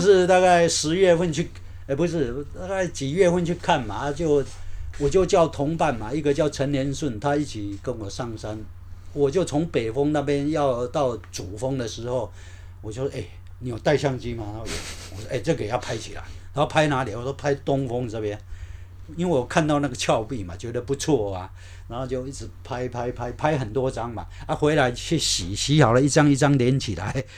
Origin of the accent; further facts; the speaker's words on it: Ruifang, New Taipei, Taiwan; moved away as an adult; 我高中是练瑞芳高弓，嗯哼。是练那个土木科的